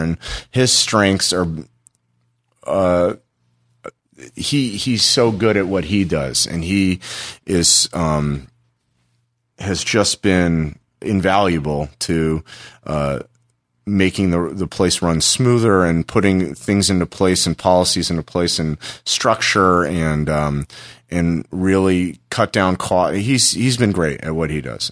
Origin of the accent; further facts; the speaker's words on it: Los Angeles, California, United States; also born or lived in Tempe, Arizona; I'm, I'm originally from Los Angeles. I moved back home to Los Angeles